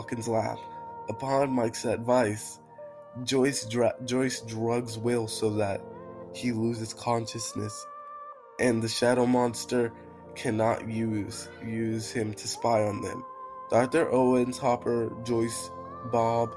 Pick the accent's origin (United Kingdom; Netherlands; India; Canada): United Kingdom; I'm British.